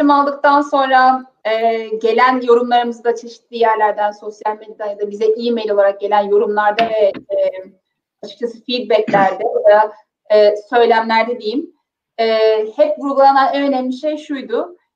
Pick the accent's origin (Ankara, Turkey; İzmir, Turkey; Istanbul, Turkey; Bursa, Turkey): Bursa, Turkey; Mudanya; Çünkü ben Mudanyalıyım, çok böyle mütevazi bir e, Anadolu ailesinin kızıyım. E, çok tahmin edebileceğiniz şartlarda, çok tahmin edebileceğiniz e, böyle traditionlar yani gelenek ve göreneklerle büyüdüm.